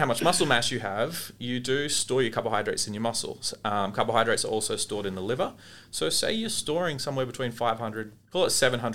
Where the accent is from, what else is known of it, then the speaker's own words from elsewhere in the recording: Australia; As Australian dietitians